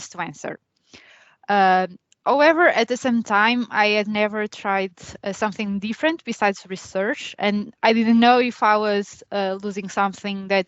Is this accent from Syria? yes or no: no; Coimbra, Centro, Portugal; moved away as an adult; also born or lived in Spain / Sweden; now in Limerick, Ireland; I'm from Coimbra, Portugal.